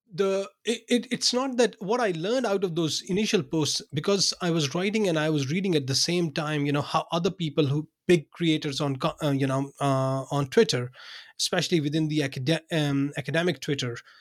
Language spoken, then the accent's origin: English; Pakistan; English is a second language; moved away as an adult; also born or lived in Binghamton, New York, United States; now in Denmark; I was born in Pakistan. I worked there for, um, you know, for the first thirty, thirty-two years of my life